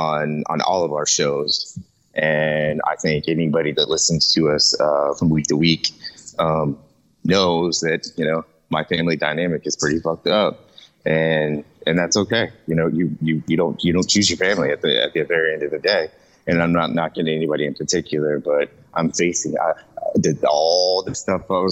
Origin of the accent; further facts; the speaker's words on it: Jacksonville, Florida, United States; also born or lived in Lawton, Oklahoma; I'm raised in Jacksonville, Florida